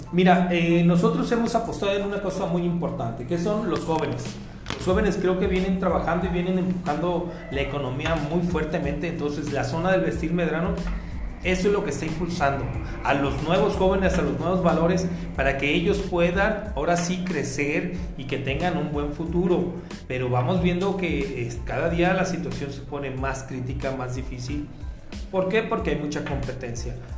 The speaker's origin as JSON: {"language": "Spanish", "town": "Guadalajara", "region": "Jalisco", "country": "Mexico", "said": "nosotros como tapatíos"}